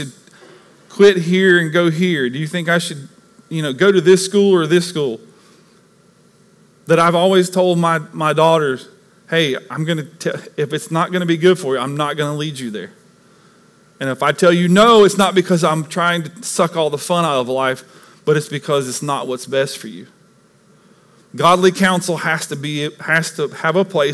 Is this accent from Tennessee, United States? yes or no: yes; East Tennessee, United States; moved away; where I grew up in East Tennessee, we had lakes all around us